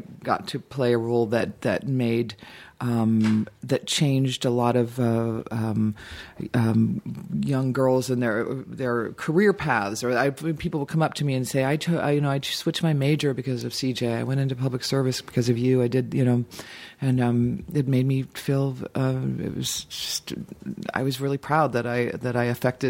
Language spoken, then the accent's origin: English; Dayton, Ohio, United States; moved away; also born or lived in Boston / Cincinnati; I was born in Boston, but grew up in Ohio, but I always just say I'm from Dayton